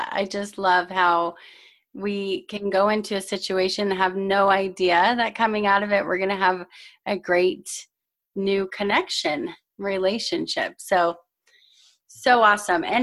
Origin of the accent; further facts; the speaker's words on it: Southern California, United States; moved away as an adult; now in Colorado, United States; So I'm originally from Southern California.